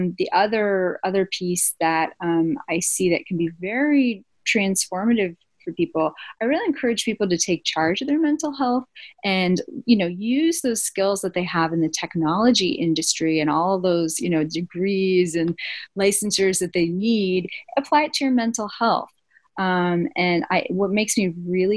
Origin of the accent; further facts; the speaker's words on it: East Coast, United States; moved away; I'm from the East Coast originally